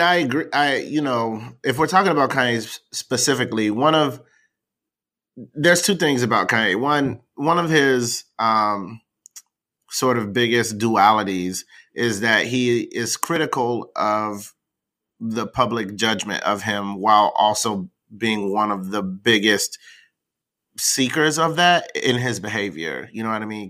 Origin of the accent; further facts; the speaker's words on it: the South, United States; I'm from the South